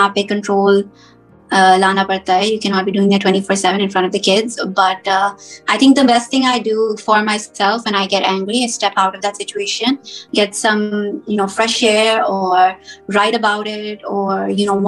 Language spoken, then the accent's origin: English; United States; moved away as an adult; also born or lived in Pakistan; I was born and raised here in America